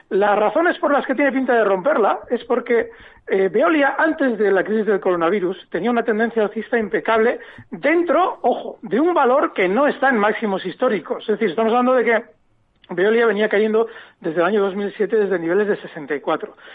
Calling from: Ciudad Real, Castilla-La Mancha, Spain; Muchas gracias por, por el programa. … de Ciudad Real.

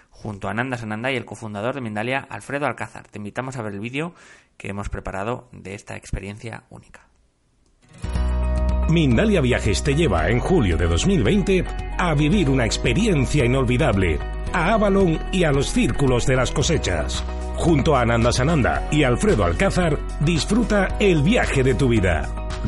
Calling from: Argentina; Hola, buenos días. … desde Argentina

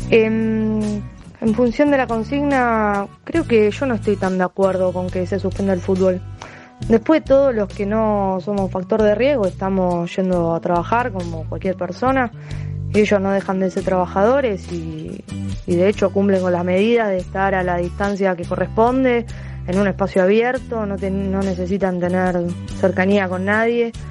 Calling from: Ramos Mejía, Buenos Aires Province, Argentina; de Ramos Mejía, con respecto a la suspensión

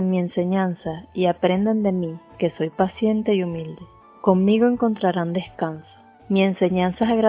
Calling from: Puerto La Cruz, Anzoátegui, Venezuela; Desde Puerto La Cruz, Venezuela … expandiendo el reino.

